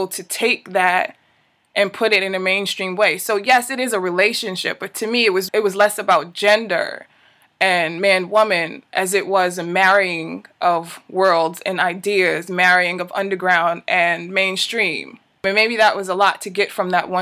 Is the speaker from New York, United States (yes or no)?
yes; New York City, New York, United States; I was born and raised in East New York, Brooklyn, which is a very unique place to be born and raised